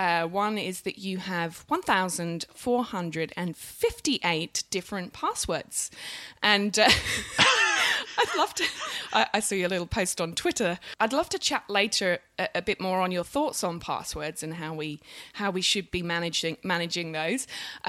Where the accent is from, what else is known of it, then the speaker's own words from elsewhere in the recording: England, United Kingdom; moved away; I am the English one, but I'm not sure my accent reflects that.